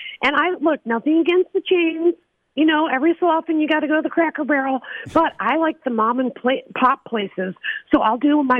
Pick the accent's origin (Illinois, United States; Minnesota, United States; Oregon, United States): Illinois, United States; Chicago suburbs; now in Malibu, United States; I'm from Illinois. And Illinoisan, we know what Midwestern common sense is. So even though I'm a Hollywood phony now and I live in Malibu